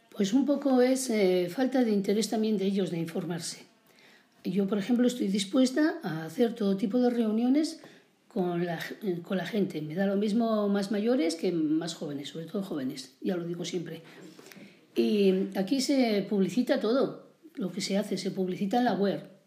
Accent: Villarcayo, Castile and León, Spain; also born or lived in Montejo de Cebas; yo soy nacida en Villarcayo, como has dicho muy bien, de Merinda de Castilla-La Vieja

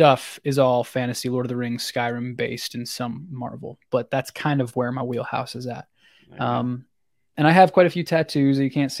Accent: Tennessee, United States; I'm 25 years old. I hail from Tennessee, kind of upper Tennessee. I wasn't born there.

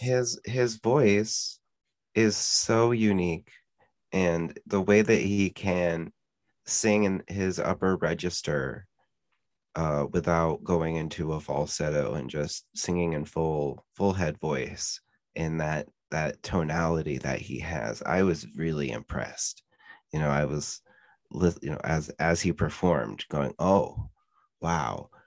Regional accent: Pennsylvania, United States; we're from Pennsylvania

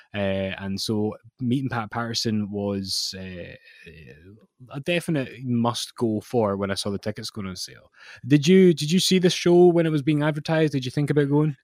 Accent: Scotland, United Kingdom; I'm Scottish

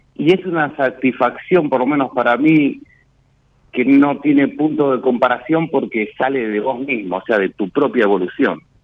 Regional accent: Béccar, Buenos Aires Province, Argentina; en el barrio donde, donde nací, en Becar

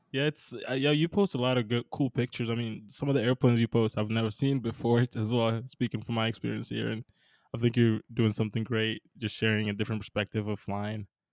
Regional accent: Minnesota, United States; I'm from Minnesota, so not a lot of mountains out here

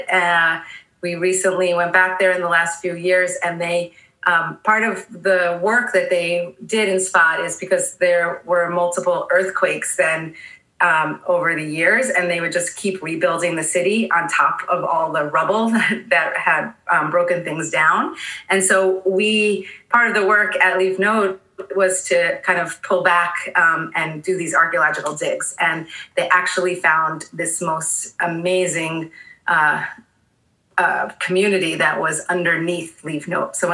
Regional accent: Long Island, New York, United States; growing up on Long Island, my house was across the street from a park

